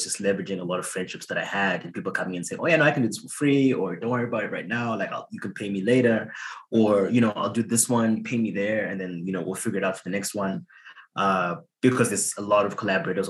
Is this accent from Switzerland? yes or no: no; Zimbabwe; moved away as an adult; now in Canada; I grew up in Zimbabwe. I came to Canada in 2015 to study at the university.